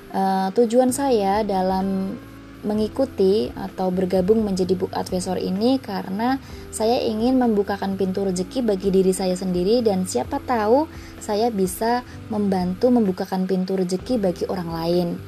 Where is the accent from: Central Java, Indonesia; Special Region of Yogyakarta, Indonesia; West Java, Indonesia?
Special Region of Yogyakarta, Indonesia; Yogyakarta; now in Tangerang, Indonesia; Saya berasal dari kota Yogyakarta, tetapi saat ini saya bekerja di Jakarta Utara dan tinggal di Tangerang.